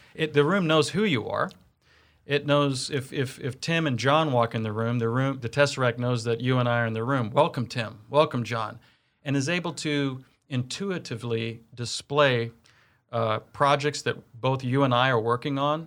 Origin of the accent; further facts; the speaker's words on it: Kansas City, Missouri, United States; moved away as an adult; also born or lived in Blue Valley, Kansas; growing up here in K C